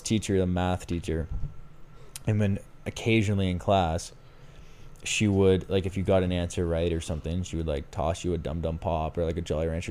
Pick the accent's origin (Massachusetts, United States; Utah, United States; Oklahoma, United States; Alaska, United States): Massachusetts, United States; Boston; I'm from Boston, I say Aunt